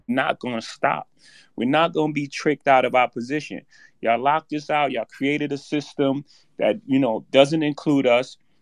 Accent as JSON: {"language": "English", "town": "New York City", "region": "New York", "country": "United States", "tie": "born or raised there", "said": "I come from Marcy Projects. In my first house, six fifteen Lexington Avenue, my mo-, grandmother's house"}